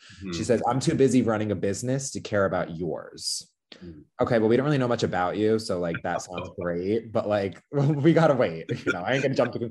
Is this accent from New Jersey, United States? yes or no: yes; New Jersey, United States; That's like typical Jersey from. We're both from Jersey.